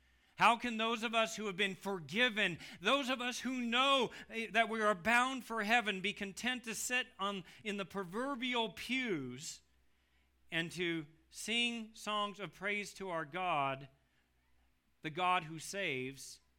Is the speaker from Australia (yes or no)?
no; United States